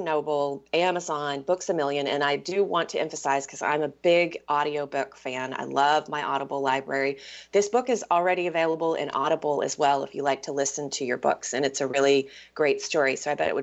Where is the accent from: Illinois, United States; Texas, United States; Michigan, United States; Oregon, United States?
Texas, United States; Tyler; also born or lived in Seattle; now in Petaluma, United States; the town where I grew up in Tyler